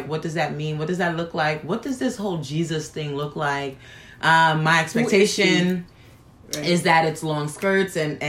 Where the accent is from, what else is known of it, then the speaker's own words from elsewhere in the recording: New York City, New York, United States; All right. … I'm Haitian from Brooklyn.